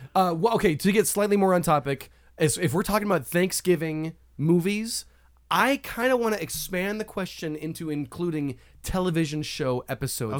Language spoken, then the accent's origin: English; Colorado, United States; growing up in Colorado